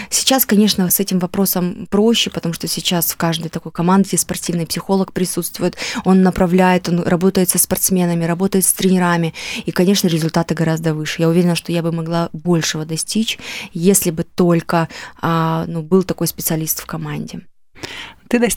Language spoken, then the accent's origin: Russian; Yalta, Crimea, Ukraine; now in Russia; Я только когда уехала из Ялты, я поняла вообще, в каком райском месте мы жили.